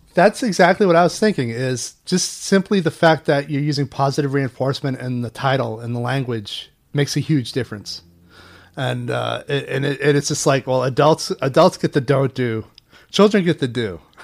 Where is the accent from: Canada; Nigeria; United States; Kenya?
United States; Portland, Maine; I was at King Middle School in Portland, Maine. We're both from Maine.